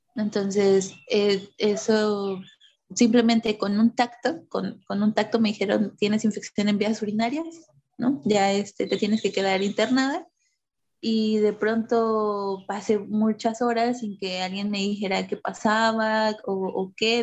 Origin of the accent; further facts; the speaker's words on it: Oaxaca, Mexico; moved away as an adult; also born or lived in Mexico City; now in Veracruz, Mexico; regresamos a vivir a la comunidad de mi papá.